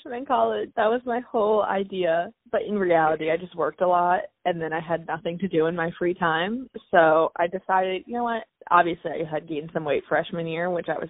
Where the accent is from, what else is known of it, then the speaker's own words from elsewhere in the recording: Kennett Square, Pennsylvania, United States; moved away as an adult; also born or lived in North Carolina; now in Austin, United States; I'm originally from Kennett Square, Pennsylvania